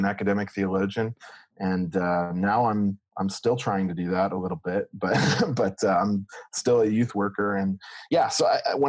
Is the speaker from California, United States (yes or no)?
yes; Ramona, California, United States; now in Toms River, United States; I tell people it's San Diego until I find out they're also from San Diego, and then I have to clarify I'm from Ramona